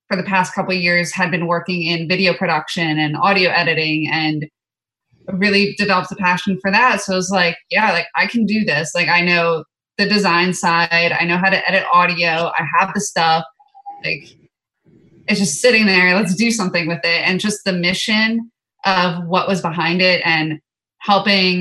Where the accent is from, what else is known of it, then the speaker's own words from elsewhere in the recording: East Coast, United States; we're both from the East Coast